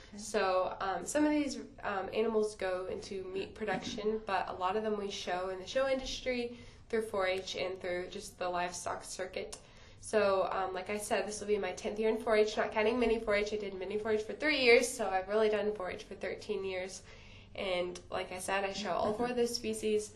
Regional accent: Indiana, United States; it's my hometown

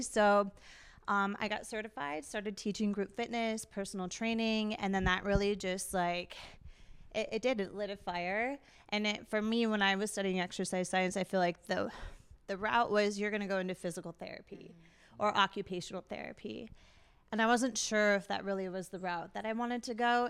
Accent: Minneapolis, Minnesota, United States; moved away as an adult; now in Duluth, United States; I grew up here in the Twin Cities, but I live up in Duluth

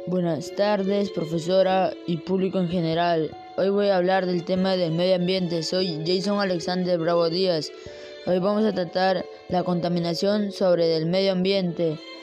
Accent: Ventanilla, Callao, Peru; yo soy de Perú de Ciudad Lima. Este, soy de Pachacute, Ventanilla

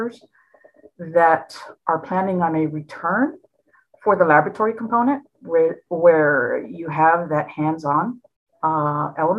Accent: Los Angeles, California, United States; I was born and raised in the San Fernando Valley, which is north of downtown LA. I was raised in a community called Pacoima

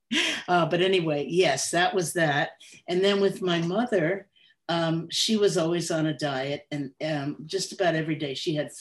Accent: New York City, New York, United States; moved away as an adult; also born or lived in Michigan; I was born in the Bronx, excuse me, and lived there until I was ready for college

